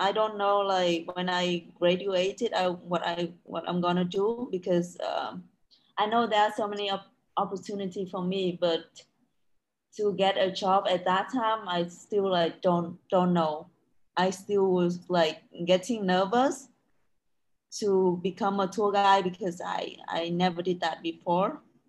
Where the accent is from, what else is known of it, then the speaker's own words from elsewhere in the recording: Quang Binh, Vietnam; English is a second language; I have never been there, but I want to go there one day because it's my hometown.